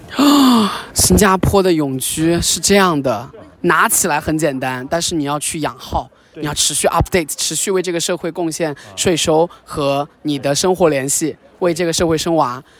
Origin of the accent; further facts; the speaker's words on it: China; 只有我们中国人才这样想